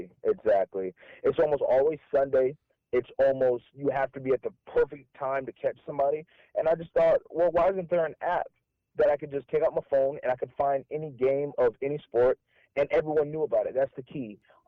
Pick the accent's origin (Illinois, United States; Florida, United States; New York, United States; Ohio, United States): Florida, United States; Jacksonville; I'm actually from Jacksonville, Florida.